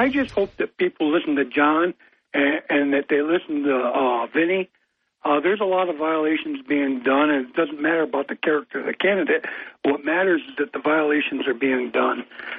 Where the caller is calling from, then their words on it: New York, United States; from the Forks.